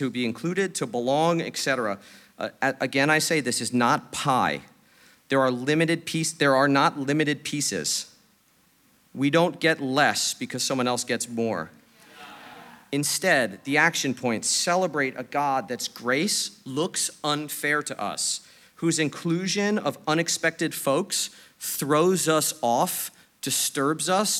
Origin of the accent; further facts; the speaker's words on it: New York City, New York, United States; I'm a New Yorker, I'm straightforward